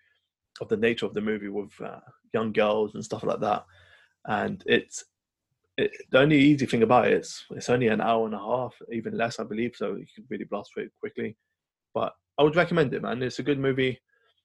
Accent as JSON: {"language": "English", "region": "London", "country": "United Kingdom", "tie": "born or raised there", "said": "my hometown is represented in here, Camden Town"}